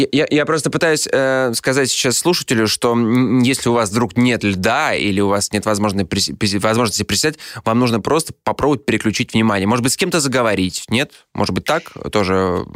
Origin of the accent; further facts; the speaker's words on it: Saint Petersburg, Russia; Я вырос на улицах Петербурга.